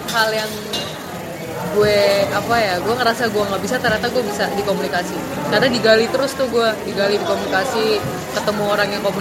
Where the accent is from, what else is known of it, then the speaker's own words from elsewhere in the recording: Indonesia; mereka kalau tahu gue orang Indo tuh mereka yang kayak ih lo keren lo orang Indo